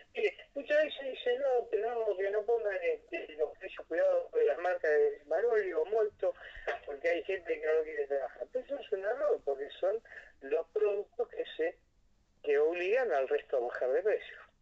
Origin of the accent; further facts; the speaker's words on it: Argentina; que nos vaya bien a todos los argentinos